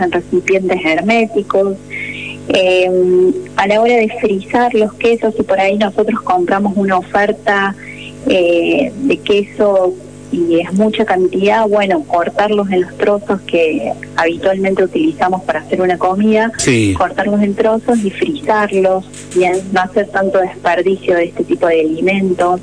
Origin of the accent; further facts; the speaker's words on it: Córdoba, Argentina; moved away; soy, soy de Córdoba.